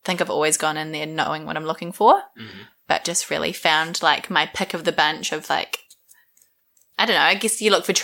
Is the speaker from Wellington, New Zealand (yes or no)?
yes; Masterton, Wellington, New Zealand; I grew up in Masterton, just in the Wairarapa.